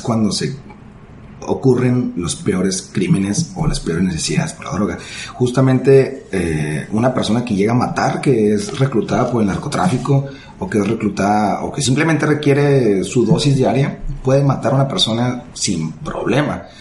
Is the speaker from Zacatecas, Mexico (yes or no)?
no; Ciudad Juárez, Chihuahua, Mexico; En mi ciudad natal, en Ciudad Juárez